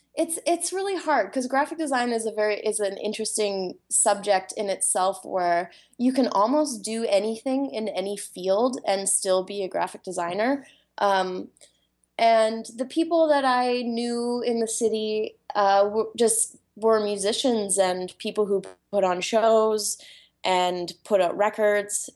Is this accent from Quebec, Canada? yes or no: no; Vancouver Island, British Columbia, Canada; now in Vancouver, Canada; I grew up on Vancouver Island